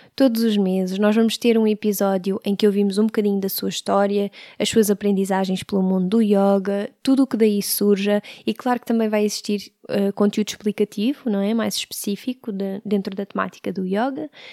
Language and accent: Portuguese; Sintra, Lisbon, Portugal; Nasci em Lisboa em 1989. Vivi a maior parte da minha vida em Sintra